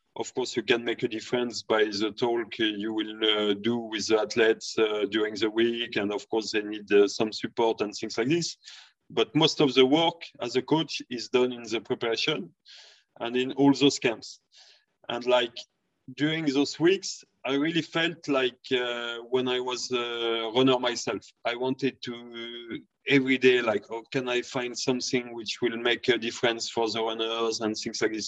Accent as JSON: {"language": "English", "country": "France", "also_born_or_lived": "Sweden", "moved": "yes", "said": "I'm coming from France"}